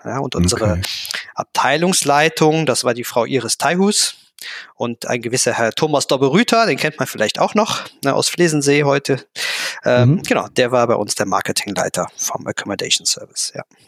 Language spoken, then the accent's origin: German; Germany; accent: Kölsch; bin ein Kind der Eifel